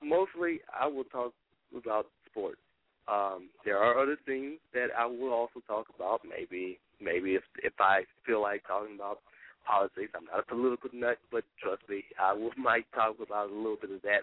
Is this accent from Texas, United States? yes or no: no; Shreveport, Louisiana, United States; I am actually from Shreveport, and that is my home, and, you know, that's where I'm living at right now